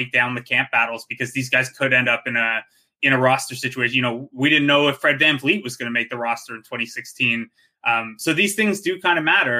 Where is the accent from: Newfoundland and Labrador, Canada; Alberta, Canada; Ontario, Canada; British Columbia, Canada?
Ontario, Canada; Cambridge; I grew up in Cambridge, which is like the Kitchener area